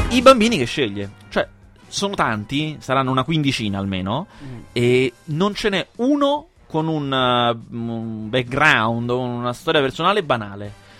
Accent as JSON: {"language": "Italian", "town": "Rome", "region": "Lazio", "country": "Italy", "tie": "born or raised there", "said": "vivo io, uno nato e cresciuto a Roma"}